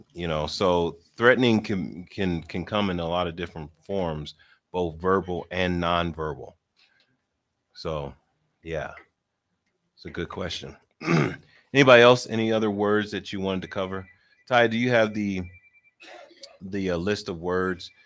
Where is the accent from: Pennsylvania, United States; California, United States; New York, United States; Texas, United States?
Pennsylvania, United States; Philadelphia; I'm from Philly, and so everybody in Philly talks with their hands